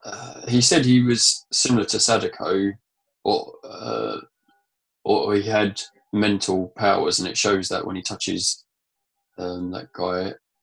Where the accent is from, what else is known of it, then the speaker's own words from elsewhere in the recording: Essex, East of England, United Kingdom; it's where we grew up in Essex.